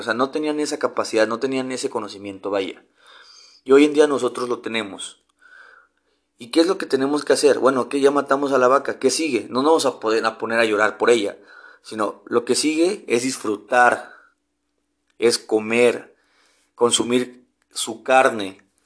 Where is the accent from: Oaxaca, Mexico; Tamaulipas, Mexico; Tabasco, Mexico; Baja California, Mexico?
Tabasco, Mexico; en Tabasco, de donde yo soy originario